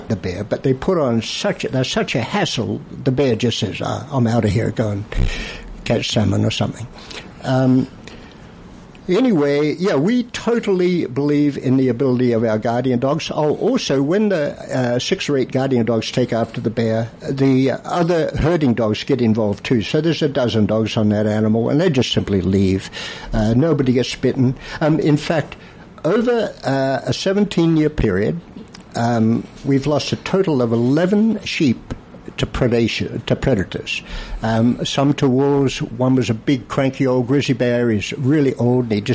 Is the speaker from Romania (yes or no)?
no; Australia; moved away; I'm from Australia.